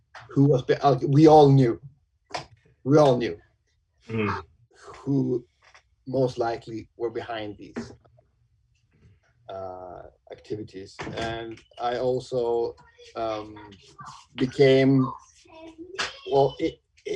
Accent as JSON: {"language": "English", "country": "Sweden", "tie": "born or raised there", "also_born_or_lived": "Umeå, Sweden"}